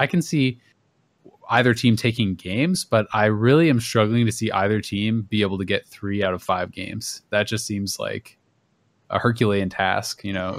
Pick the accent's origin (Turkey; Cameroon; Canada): Canada; Kingston, Ontario; I'm from Kingston.